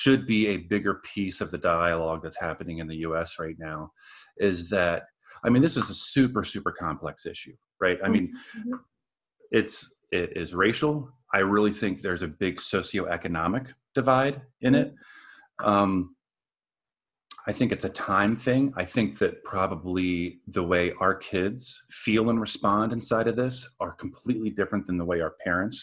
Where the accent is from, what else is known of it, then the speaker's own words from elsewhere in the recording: Southern Maryland and Virginia, United States; I was raised in the South